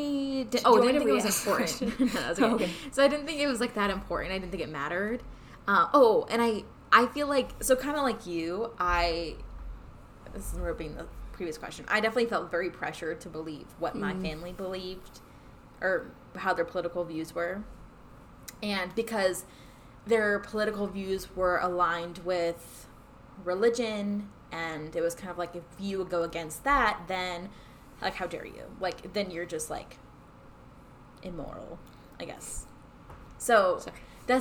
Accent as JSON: {"language": "English", "region": "California", "country": "United States", "tie": "born or raised there", "also_born_or_lived": "Ohio", "moved": "as an adult", "said": "I grew up in California"}